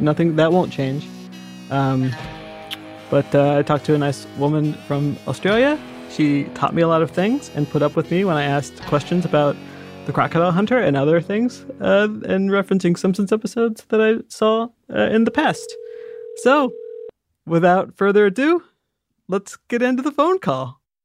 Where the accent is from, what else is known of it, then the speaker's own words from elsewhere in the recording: Indiana, United States; I'm from Indiana. You know the Midwest